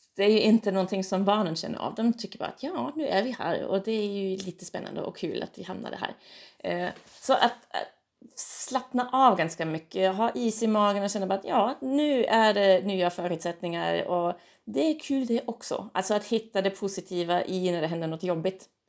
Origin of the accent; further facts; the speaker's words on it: Germany; now in Umeå, Sweden; jag kommer ju från Tyskland